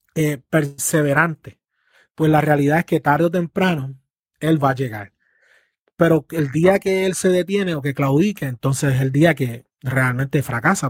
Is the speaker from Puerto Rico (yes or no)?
yes; Puerto Rico; las generaciones que estamos hoy en Puerto Rico